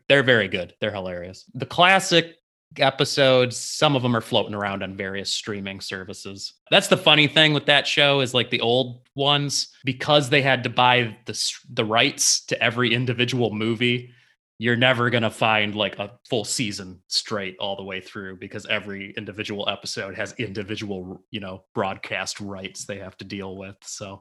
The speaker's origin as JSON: {"language": "English", "town": "Livonia", "region": "Michigan", "country": "United States", "tie": "born or raised there", "said": "where I grew up in Livonia"}